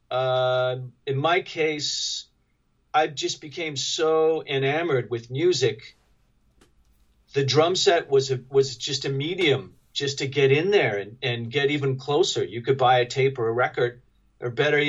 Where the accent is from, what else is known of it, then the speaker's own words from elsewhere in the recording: Reno, Nevada, United States; I'm from Reno, Nevada, and we were pretty cut off from culture